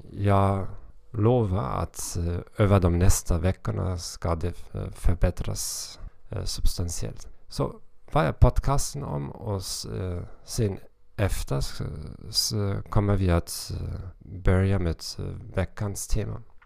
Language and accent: Swedish; Hamburg, Germany; Swedish is a second language; moved away as an adult; now in Moldova; Jag kommer från Hamburg, Tyskland